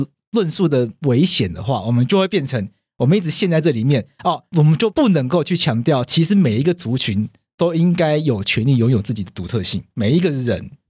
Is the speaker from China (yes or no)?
no; Taiwan; 因为我们台湾人从小到大学